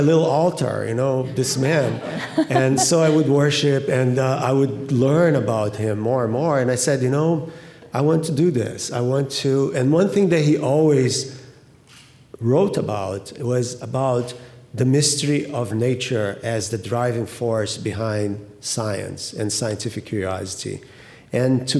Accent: Rio de Janeiro, Brazil; moved away; I grew up in Rio in particular and right in front of the ocean.

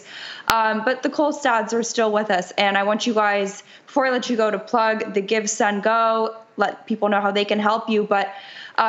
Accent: Los Angeles, California, United States; I'm born and raised in Los Angeles

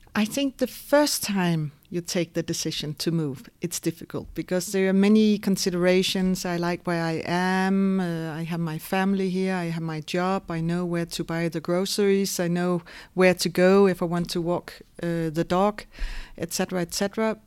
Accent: Denmark; moved away as an adult; now in Luxembourg; I was born and raised in Denmark

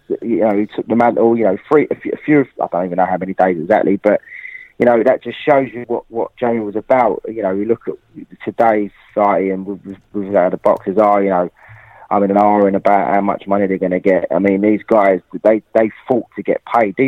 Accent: London, United Kingdom; Being a Londoner

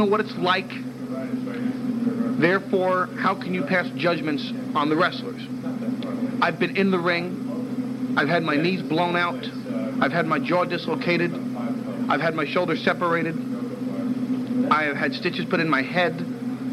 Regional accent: New York City, New York, United States; as a New Yorker

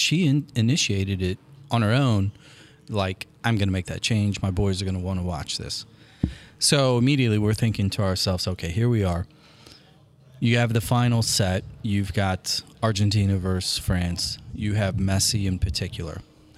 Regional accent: United States; I'm an American and we have so much more experience in winning at this game than Brazilians.

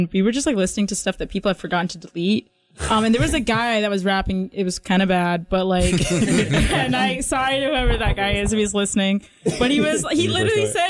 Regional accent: Greensboro, North Carolina, United States; I was born in Greensboro

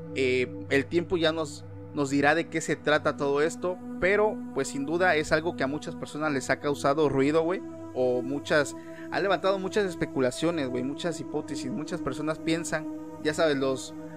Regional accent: Mexico; aquí en mi país

